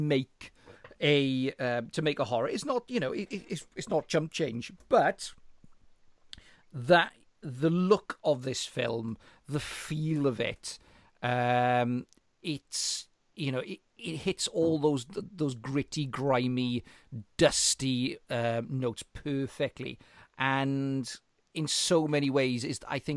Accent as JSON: {"language": "English", "region": "South Wales", "country": "United Kingdom", "said": "I'm from South Wales"}